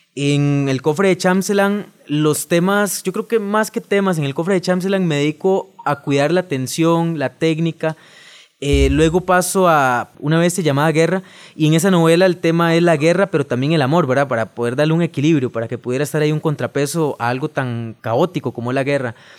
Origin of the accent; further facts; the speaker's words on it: Alajuela, Costa Rica; vengo de Alajuela, soy de la ciudad de Alajuela